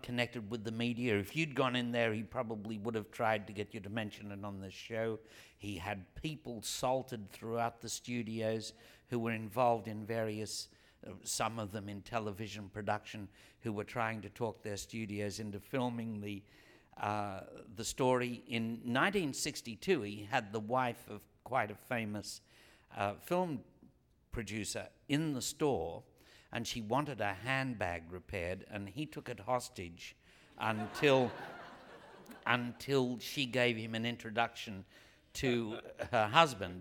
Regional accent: Australia; I come from Australia, which is as far as the European diaspora can go.

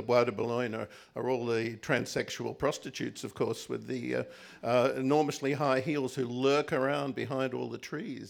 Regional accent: Australia; moved away as an adult; when I came from Australia. Imagine, Australia to Paris.

